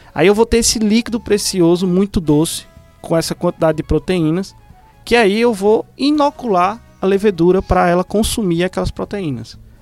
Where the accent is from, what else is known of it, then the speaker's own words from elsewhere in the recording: Recife, Pernambuco, Brazil; moved away; em Recife, de onde eu vim